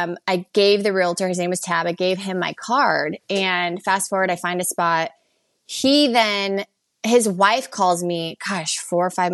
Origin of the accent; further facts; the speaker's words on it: Phoenix, Arizona, United States; moved away as an adult; now in Hermosa Beach, United States; I'm currently in Hermosa Beach, California, originally born and raised in Phoenix, Arizona